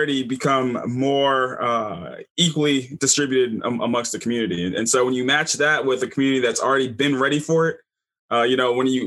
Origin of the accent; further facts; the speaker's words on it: Baton Rouge, Louisiana, United States; I'm from Baton Rouge, Louisiana.